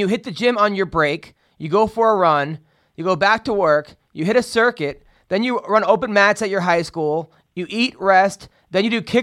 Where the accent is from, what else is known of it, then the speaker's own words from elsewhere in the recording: Oceanside, New York, United States; I grew up in Oceanside